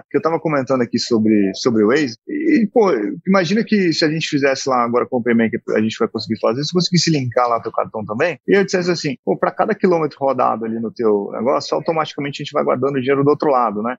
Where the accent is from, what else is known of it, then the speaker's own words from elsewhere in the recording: Manaus, Amazonas, Brazil; moved away; also born or lived in Santa Catarina; eu sou natural de Manaus, Amazonas